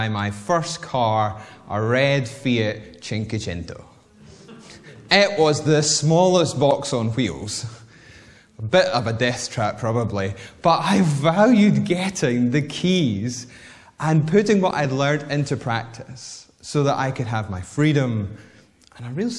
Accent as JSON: {"language": "English", "town": "Whitburn", "region": "Scotland", "country": "United Kingdom", "tie": "born or raised there", "also_born_or_lived": "Bathgate", "said": "Growing up in Whitburn, yet going to high school in Bathgate, which is about 5 miles away"}